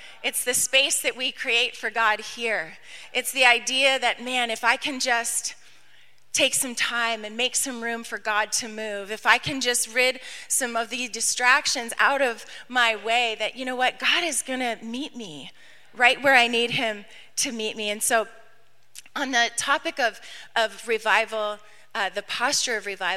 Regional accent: New York, United States; we weren't Southern, okay? We're from New York

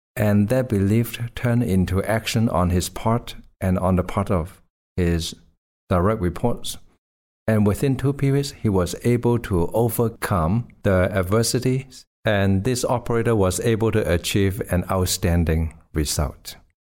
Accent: Hong Kong; I grew up in Hong Kong

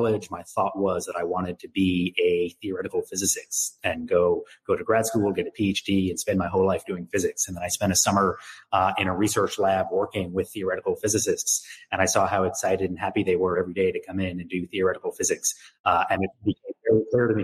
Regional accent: New York, United States; moved away as an adult; also born or lived in Waco, Texas; I'm originally from New York

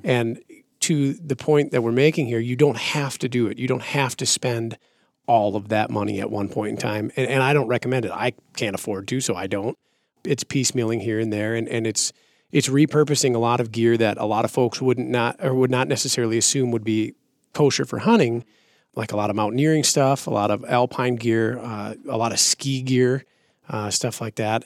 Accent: Minnesota, United States; moved away; growing up, I'm from Minnesota originally

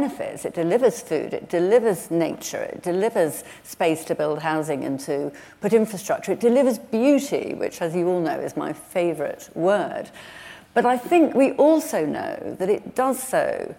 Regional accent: England, United Kingdom; I'm from the North Pennines

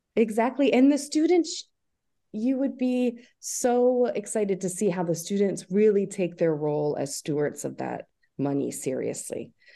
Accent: Albany, New York, United States; I'm from the Albany area. I grew up here. I went to high school here

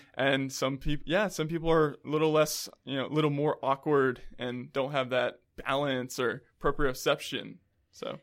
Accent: Columbia, South Carolina, United States; moved away as an adult; also born or lived in Rock Hill, South Carolina / Florida; now in Charlotte, United States; I'm from Columbia, South Carolina, but I've lived there for most of my life

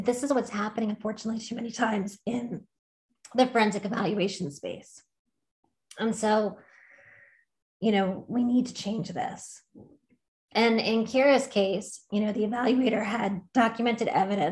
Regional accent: Long Island, New York, United States; I'm from Long Island

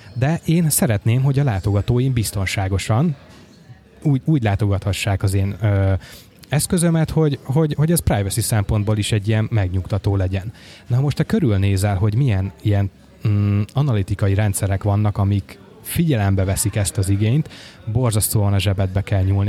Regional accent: Nagyvázsony, Veszprém County, Hungary; moved away; otthon Nagyvázsonyban

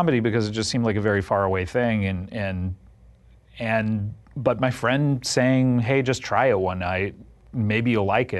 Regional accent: Orange County, California, United States; growing up in Orange County

